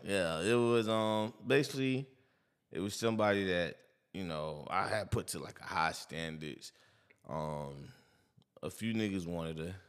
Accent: New York, United States; I'm from New York

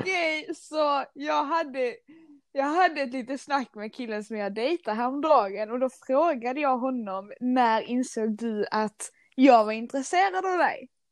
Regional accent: Skåne, Sweden; accent: Scanian; jag är stolt skåning, som ni kanske hör på min eh, dialekt

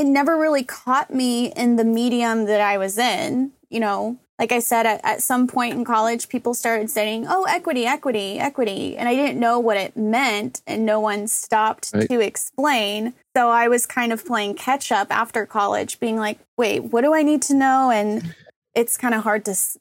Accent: Keller, Texas, United States; also born or lived in Corpus Christi, Texas / Los Angeles; I grew up in North Fort Worth in Keller

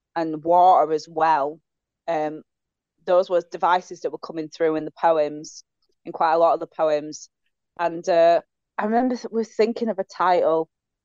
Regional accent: Leeds, Yorkshire and the Humber, United Kingdom; I'm from Leeds.

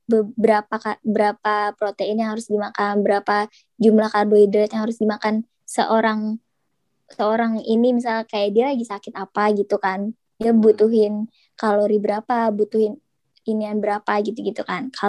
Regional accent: Bekasi, West Java, Indonesia; now in Solo, Indonesia; ya gue kan anak rantau kan gue dari Bekasi iya. terus gue pergi ke Solo gitu loh gue sendirian gak ada temen

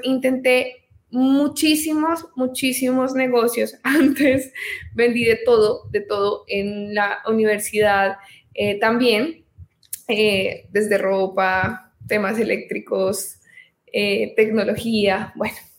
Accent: Colombia; soy colombiana, tengo 28 años, soy abogada en, este país

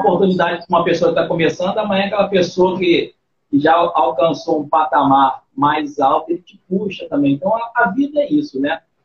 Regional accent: Rio de Janeiro, Brazil; Mas eu nasci aqui no, no Rio de Janeiro.

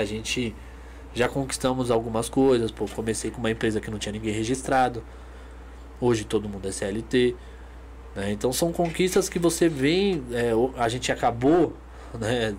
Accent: Brazil; a gente é brasileiro

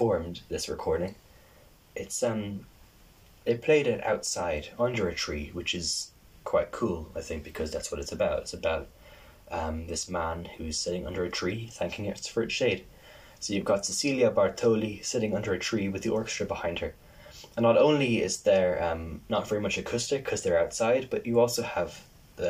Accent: Ireland; me as an Irish person

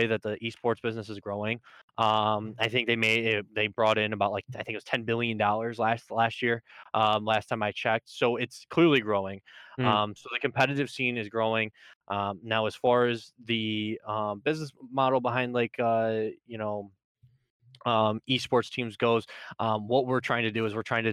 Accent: Syracuse, New York, United States; I'm from Syracuse, New York, upstate, baby

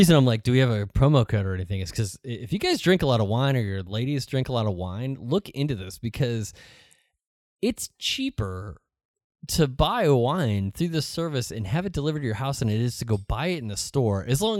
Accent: San Antonio, Texas, United States; Hi, I'm from San Antonio, and it's ….

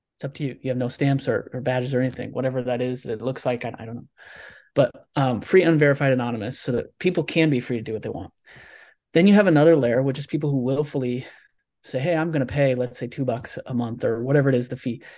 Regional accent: Nebraska, United States; I'm from Nebraska, right? The middle of the country.

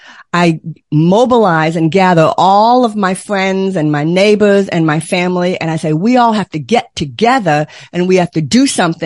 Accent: Boston, Massachusetts, United States; But I grew up near Boston, Massachusetts. I know how to park a car in the yard. I can turn that accent on still.

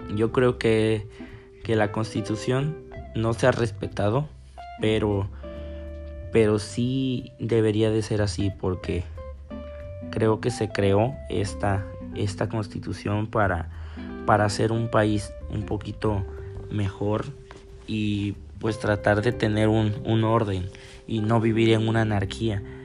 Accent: Mexico

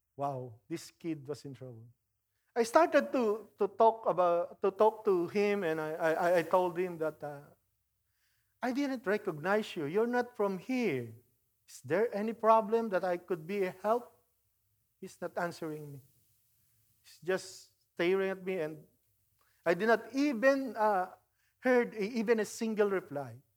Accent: Philippines; moved away; I grew up in the Philippines

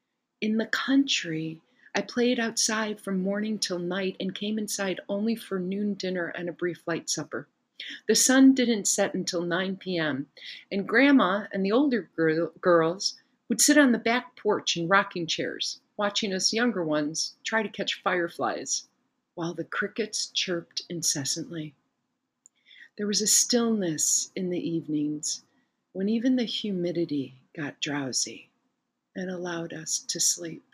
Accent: Chicago, Illinois, United States; moved away as an adult; now in Italy; I grew up in Chicago with busy streets and alleys

